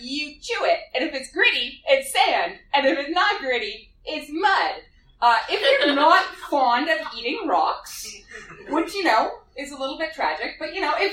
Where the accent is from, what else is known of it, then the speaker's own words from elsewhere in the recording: Canada; I'm a Canadian geophysicist